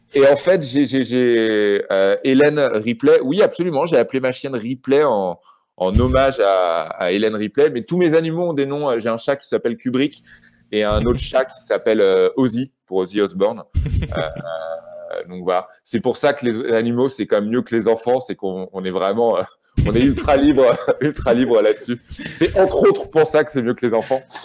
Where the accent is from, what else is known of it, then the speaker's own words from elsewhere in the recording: Rouen, Normandy, France; moved away as an adult; also born or lived in Paris; j'ai grandi à Rouen